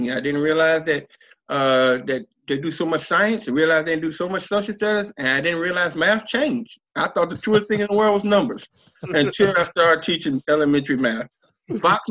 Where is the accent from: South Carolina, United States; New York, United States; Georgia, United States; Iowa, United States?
South Carolina, United States; Columbia; also born or lived in California / Virginia; I'm from Columbia, South Carolina. I played high school ball at Keenan High School